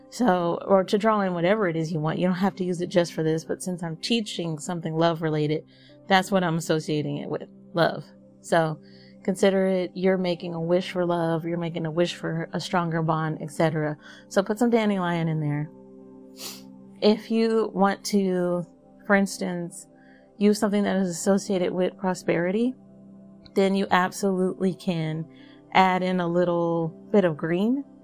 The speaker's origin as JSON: {"language": "English", "region": "the South", "country": "United States", "said": "and I'm from the South, so I might be saying bowl really funny."}